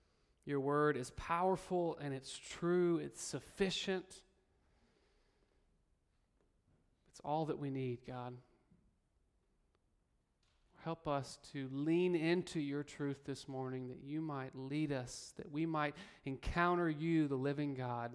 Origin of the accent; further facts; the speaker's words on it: Birmingham, Alabama, United States; As some of you may know, I grew up in the Deep South, in Birmingham, Alabama, in a very tight-knit Christian community.